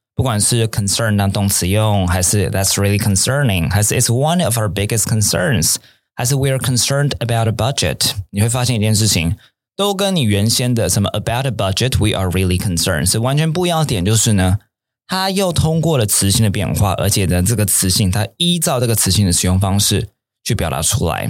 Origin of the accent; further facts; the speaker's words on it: Taipei, Taiwan; 以前我在，呃，天母长大的，小时候天母长大的